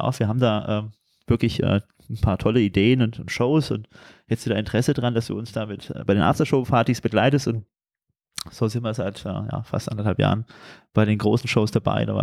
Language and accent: German; Turkey; Als Türke ist ja immer wichtig, auch ein bisschen Schinken anzubieten